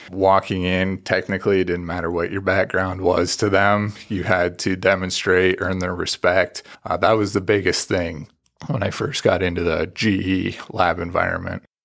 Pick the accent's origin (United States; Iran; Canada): Canada; moved away; I grew up out in a farm in the country, and I'm originally from Canada